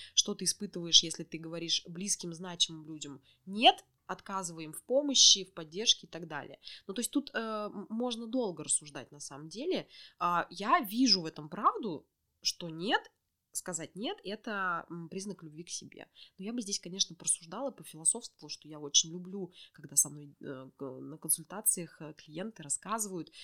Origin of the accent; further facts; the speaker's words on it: Orenburg, Orenburg Oblast, Russia; moved away as an adult; now in Yekaterinburg, Russia; я родом из Оренбурга